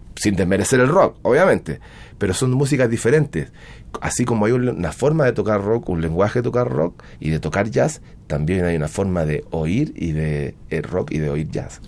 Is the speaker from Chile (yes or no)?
yes; Chile; moved away as an adult; also born or lived in Santiago, Chile / New York, United States; now in Mexico; de tocar en el grupo más malo de mi pueblo, hasta tocar en el mejor grupo de mi pueblo, hasta llegar al, grupo de baile de cumbia más malo de Santiago de Chile